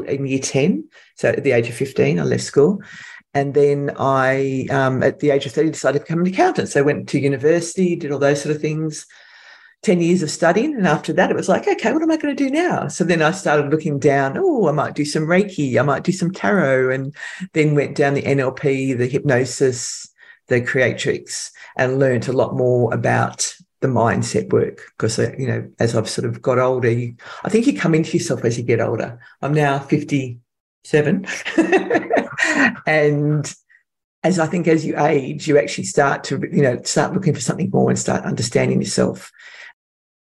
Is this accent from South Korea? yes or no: no; Sydney, New South Wales, Australia; I'm from Sydney, Australia